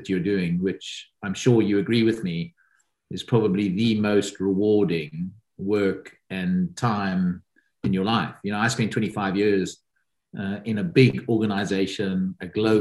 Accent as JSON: {"language": "English", "country": "South Africa", "moved": "yes", "lives_now": "United Kingdom", "said": "my home country, which is South Africa"}